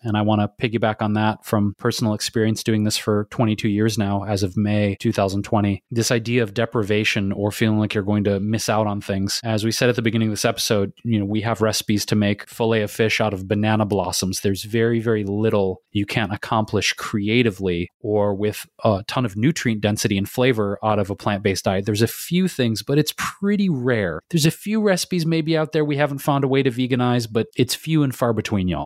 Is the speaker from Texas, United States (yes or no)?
no; Detroit, Michigan, United States; moved away; here with my mom and my friends friends here in Detroit, my hometown